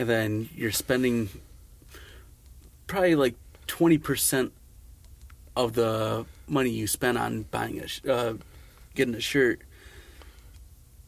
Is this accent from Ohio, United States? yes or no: no; Batavia, New York, United States; moved away as an adult; now in Rochester, United States; I'm from Batavia. So I go to shows Buffalo and Rochester. I live here in Rochester now